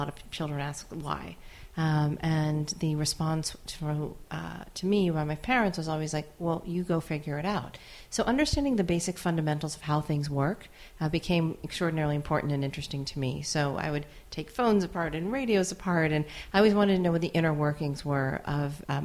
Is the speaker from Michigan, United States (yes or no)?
yes; Marquette, Michigan, United States; I was born in Marquette, Michigan, where there were all Swedish, Norwegian, and Finnish people, with the exception of a handful of families